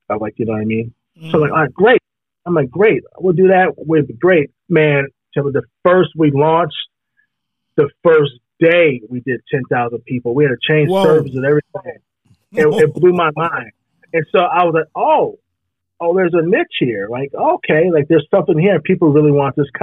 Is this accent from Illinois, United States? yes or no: no; Madison, Wisconsin, United States; also born or lived in Gary, Indiana; me growing up in Madison, like I did